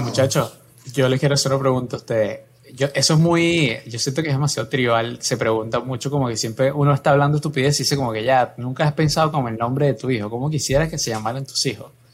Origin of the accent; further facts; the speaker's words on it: Venezuela; mi familia es colombiana, nací en Venezuela